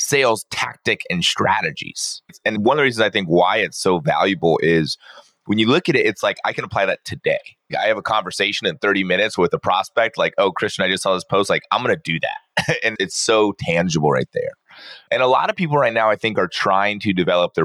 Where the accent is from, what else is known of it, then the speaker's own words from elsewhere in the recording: Poway, California, United States; I grew up down in Southern California